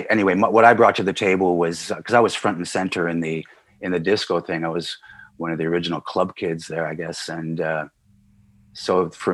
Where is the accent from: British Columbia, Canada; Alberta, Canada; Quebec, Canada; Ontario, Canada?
Quebec, Canada; Montreal; also born or lived in Nice, France; growing up in Montreal was unique in North America. It's an enclave in North America, French-speaking enclave in North America, very European influenced.